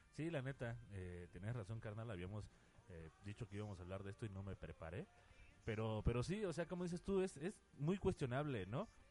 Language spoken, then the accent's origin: Spanish; Mexico; mucho de ahí viene nuestra cultura y, eh, varias cosas que, se expresan como, como pueblo mexicano